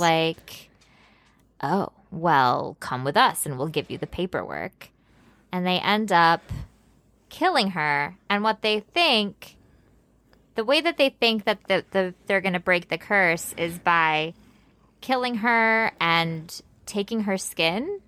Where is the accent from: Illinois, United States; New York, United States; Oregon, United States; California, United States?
Illinois, United States; Chicago; I grew up in Chicago